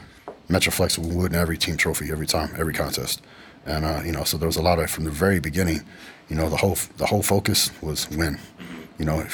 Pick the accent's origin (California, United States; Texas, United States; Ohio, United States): Texas, United States; West; I grew up in the country, man. I grew up in West Texas on a cattle ranch. Our closest neighbor was probably 8 miles away.